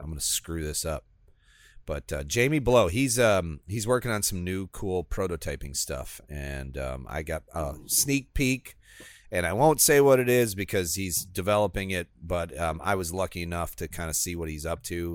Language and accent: English; Midwest, United States; moved away as an adult; now in Florida, United States; I would be classified as Midwestern. I spent twenty-six years of my life there.